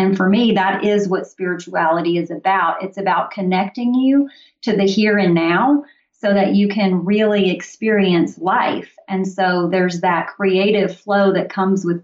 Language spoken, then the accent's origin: English; Mississippi, United States; moved away; also born or lived in Tennessee; I grew up in Mississippi and was in Tennessee for 10 years.